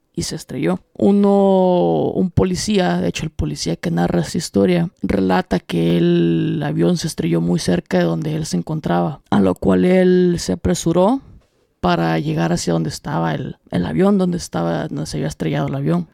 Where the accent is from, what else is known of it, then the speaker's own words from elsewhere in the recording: El Salvador; los tres somos salvadoreños